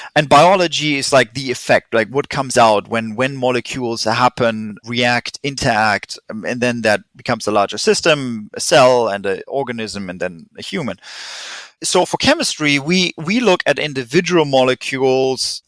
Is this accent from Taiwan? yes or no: no; Germany; accent: German; English is a second language; moved away as an adult; also born or lived in England / Switzerland / California; now in Vancouver, Canada; I'm German. Tried to hide my accent, didn't help